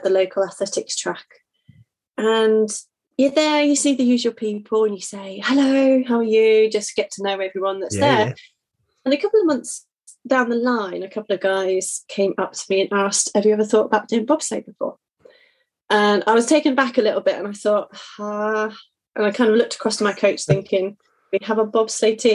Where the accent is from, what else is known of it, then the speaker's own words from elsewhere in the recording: Buckingham, South East England, United Kingdom; also born or lived in North Marston; I grew up in Buckinghamshire. Around Buckingham.